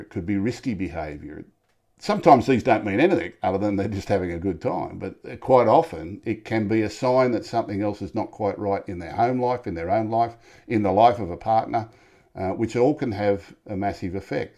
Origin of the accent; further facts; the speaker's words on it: Sydney, New South Wales, Australia; I was born in Tempe, Newtown. Had a great upbringing.